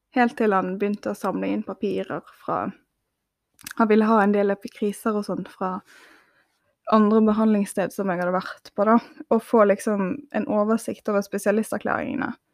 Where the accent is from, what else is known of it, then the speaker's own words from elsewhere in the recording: Bergen, Vestland, Norway; moved away as an adult; jeg måtte flytte seks timer vekk fra Bergen, der jeg er ifra